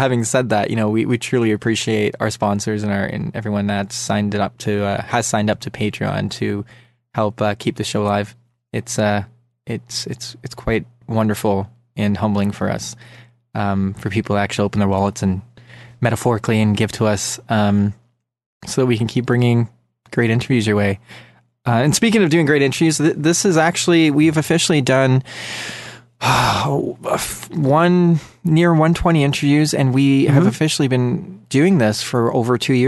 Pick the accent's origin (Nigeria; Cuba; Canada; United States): Canada; I'm from Canada